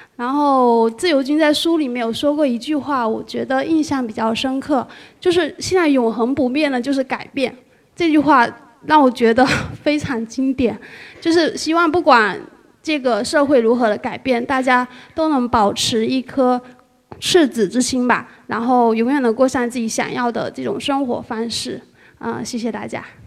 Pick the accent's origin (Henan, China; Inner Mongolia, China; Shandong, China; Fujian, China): Fujian, China; Ningde; now in Fuzhou, China; 我是来自那个福建宁德，然后目前在福州工作